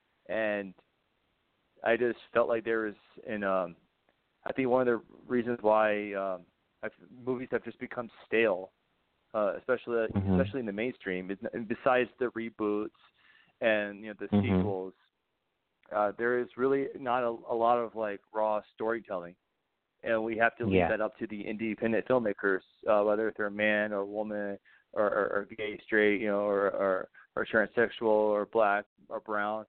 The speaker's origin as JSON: {"language": "English", "town": "Winston-Salem", "region": "North Carolina", "country": "United States", "tie": "born or raised there", "also_born_or_lived": "Wilmington, North Carolina", "moved": "as an adult", "lives_now": "California, United States", "said": "I'm originally from North Carolina. I was born and raised in Winston-Salem, and I lived there my whole life"}